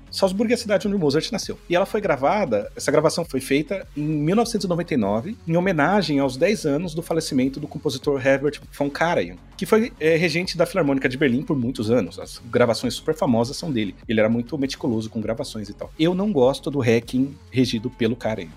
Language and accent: Portuguese; São Paulo, Brazil; Eu sou paulista paulistano. Tá? Eu cresci no estado que não tem uma Avenida Getúlio Vargas em nenhuma cidade